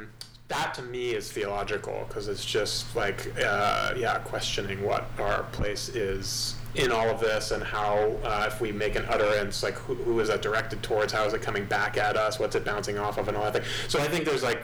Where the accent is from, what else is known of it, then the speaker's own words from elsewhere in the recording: Great Neck, New York, United States; I grew up on Long Island, yeah, Great Neck, just like half an hour outside the city.